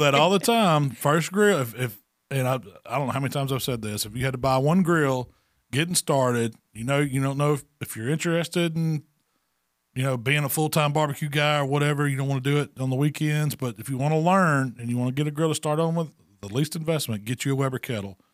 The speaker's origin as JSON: {"language": "English", "region": "Mississippi", "country": "United States"}